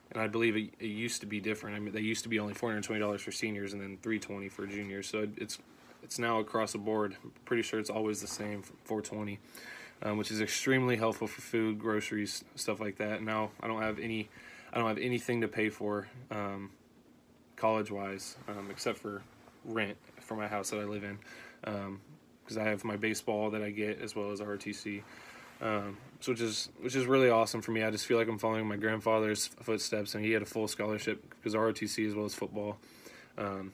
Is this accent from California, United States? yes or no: no; Houston, Texas, United States; moved away as an adult; now in Nebraska, United States; I was born and raised in Houston, Texas